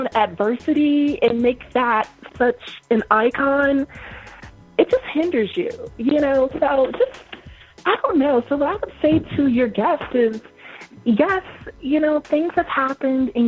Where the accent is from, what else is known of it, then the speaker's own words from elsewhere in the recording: upstate New York, United States; I was raised here in America, of course, in upstate New York.